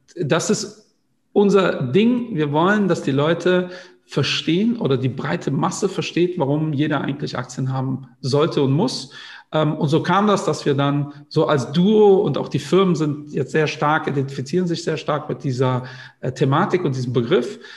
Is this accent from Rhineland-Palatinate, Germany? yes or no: no; Cologne, North Rhine-Westphalia, Germany; da ich Kölner bin